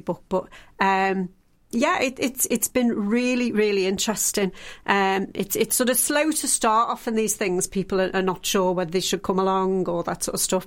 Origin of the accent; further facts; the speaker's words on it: the Wirral, North West England, United Kingdom; moved away; I'm from the Wirral originally.